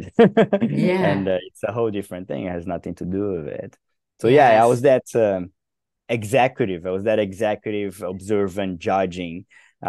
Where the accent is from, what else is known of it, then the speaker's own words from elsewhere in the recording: Brazil; born there; You know, I come from Brazil. I was born and raised, no, I was raised in multiple countries, but I was born in Brazil